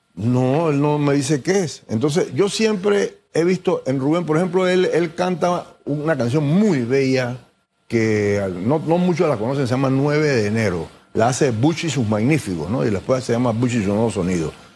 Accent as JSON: {"language": "Spanish", "country": "Panama", "said": "así somos los panameños"}